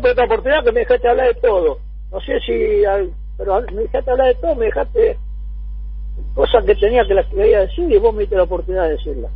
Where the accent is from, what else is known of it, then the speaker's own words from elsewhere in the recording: Argentina; como argentino